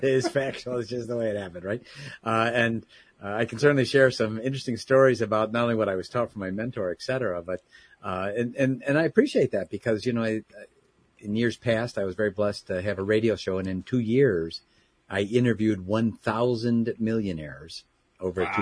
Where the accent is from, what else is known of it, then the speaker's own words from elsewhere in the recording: Chicago, Illinois, United States; also born or lived in Southeast Michigan; now in Michigan, United States; born and raised in the Chicagoland area